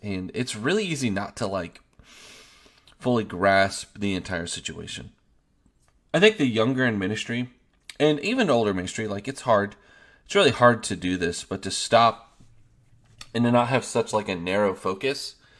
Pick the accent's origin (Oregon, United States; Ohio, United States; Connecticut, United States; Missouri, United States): Oregon, United States; moved away as an adult; also born or lived in Kansas; now in Longview, Texas, United States; I'm from Oregon, and then we lived in Kansas the last seven years.